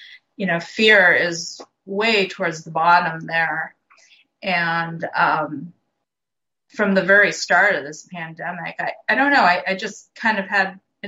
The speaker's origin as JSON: {"language": "English", "area": "Bay Area", "region": "California", "country": "United States", "tie": "born or raised there", "said": "I grew up in the Bay Area"}